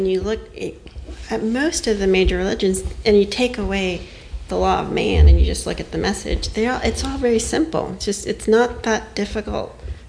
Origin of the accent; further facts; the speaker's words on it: Hialeah, Florida, United States; also born or lived in New York; now in Wilmington, United States; I was born in New York, raised in Miami, Hialeah, to be exact.